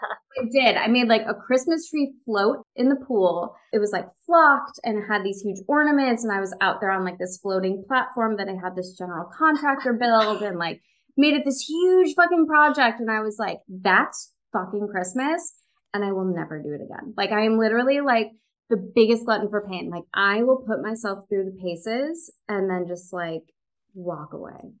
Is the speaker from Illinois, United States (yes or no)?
yes; Chicago, Illinois, United States; moved away as an adult; also born or lived in New York; now in Los Angeles, United States; I'm from the western suburbs of Chicago